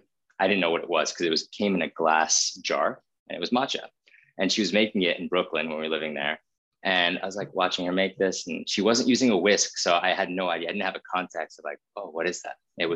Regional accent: India; I grew up in India. My brother was born there. My parents were very nomadic.

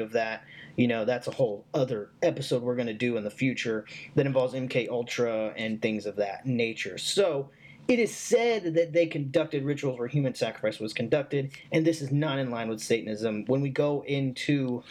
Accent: the South, United States; I was raised in the South. I currently live in the South

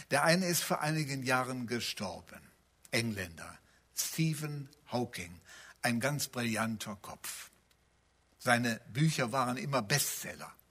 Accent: North Rhine-Westphalia, Germany; sondern die Bibel gleicht eher meiner Heimat, dem Bergischen Land. Da gibt es Täler, manchmal weite Täler, da gibt es Berge, da gibt es Berggipfel.

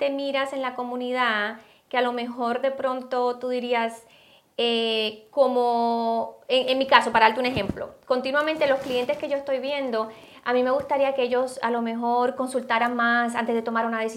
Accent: Puerto Rico; moved away; Cuando llegué a este país, de Puerto Rico, este, de verdad me, me robaron el corazón

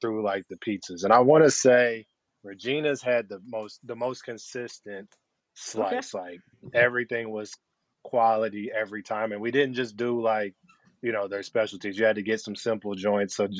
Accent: Flint, Michigan, United States; moved away as an adult; also born or lived in Cincinnati, Ohio; I was born and raised in Flint, Michigan.

